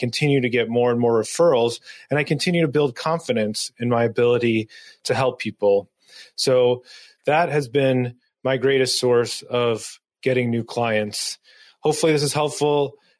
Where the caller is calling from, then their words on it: Dover, New Hampshire, United States; I'm joining you from Dover, New Hampshire